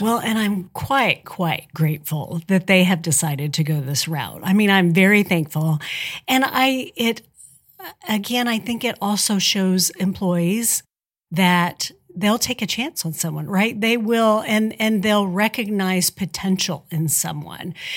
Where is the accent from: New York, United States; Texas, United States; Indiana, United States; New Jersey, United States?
Indiana, United States; Spencer County; also born or lived in Robinson, Illinois / Evansville, Indiana; I grew up in Spencer County, so I am a tri-state native. Although I went to high school over in Robinson, Illinois